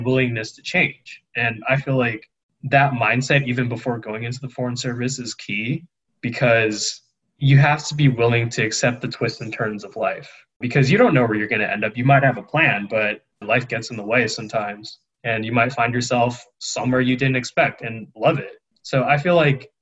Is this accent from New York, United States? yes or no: no; Diamond Bar, California, United States; moved away as an adult; My hometown is Diamond Bar, California